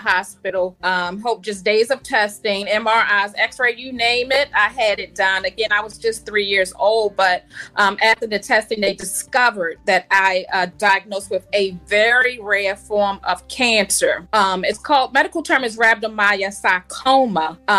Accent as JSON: {"language": "English", "town": "Baltimore", "region": "Maryland", "country": "United States", "tie": "born or raised there", "said": "So I'm from Baltimore, Maryland. I grew up in Southwest Baltimore, now reside in West Baltimore"}